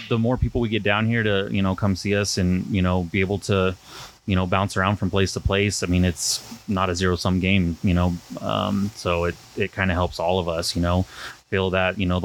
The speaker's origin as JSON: {"language": "English", "region": "Colorado", "country": "United States", "moved": "as an adult", "lives_now": "Sonoita, United States", "said": "And we're all from Colorado"}